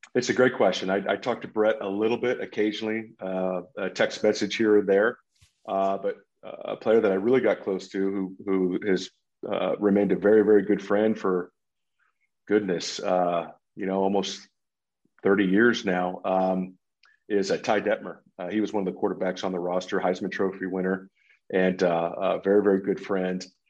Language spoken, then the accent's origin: English; Southern California, United States; I grew up in Southern California